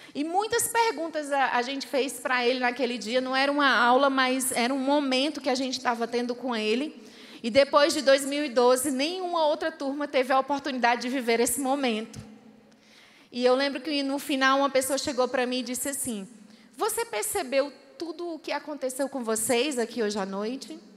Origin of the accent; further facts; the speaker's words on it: Fortaleza, Ceará, Brazil; moved away as an adult; now in Angola; eu lembro quando eu era adolescente lá em Fortaleza